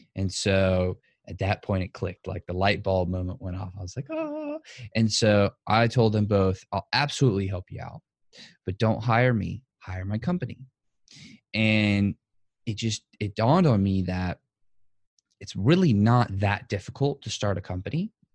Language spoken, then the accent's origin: English; New Orleans, Louisiana, United States; born and raised in New Orleans, Louisiana. Still, still am here today.